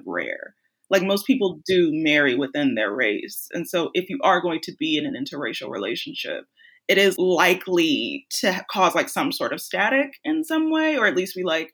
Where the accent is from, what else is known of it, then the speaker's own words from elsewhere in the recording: Chicago, Illinois, United States; I'm from Chicago